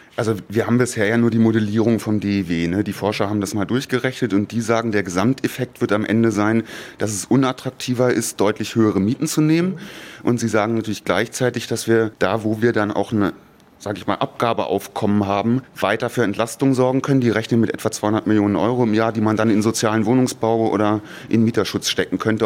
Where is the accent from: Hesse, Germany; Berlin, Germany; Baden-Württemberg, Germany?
Berlin, Germany; als Mariendorfer, ganz klar als Mariendorfer. Das ist sozusagen mein Heimatsortsteil. Ich bin hier aufgewachsen